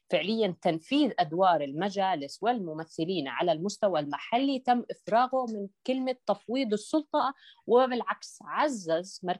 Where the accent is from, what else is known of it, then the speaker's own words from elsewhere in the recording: Jordan; بالنهايه نحن مواطنين اردنيين حاملين لارقام وطنيه